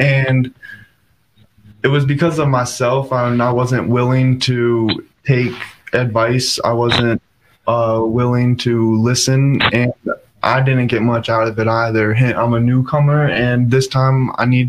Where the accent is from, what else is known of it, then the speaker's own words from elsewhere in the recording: Fairfax, Virginia, United States; I'm from Fairfax, so right down the road.